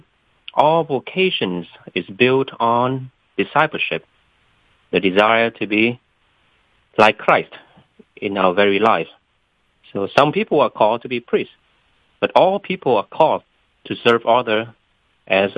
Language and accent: English; Vietnam; moved away as an adult; now in Atlanta, United States; My vocation story started when I was still a high school student in Vietnam. I was born in Vietnam. And I didn't come to the United States until I was 19